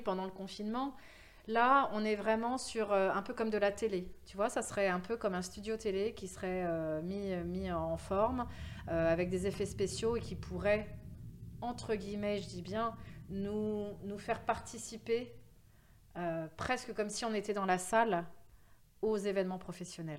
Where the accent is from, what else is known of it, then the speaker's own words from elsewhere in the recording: France; accent: French; also born or lived in New York; mon accent très français